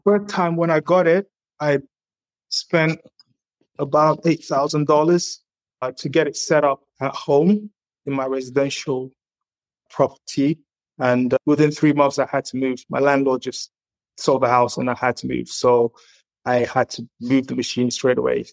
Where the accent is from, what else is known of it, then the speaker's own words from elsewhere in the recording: England, United Kingdom; moved away as an adult; also born or lived in Zaria, Nigeria; now in Canada; I've got a lot of experience growing up in England and now coming to Canada.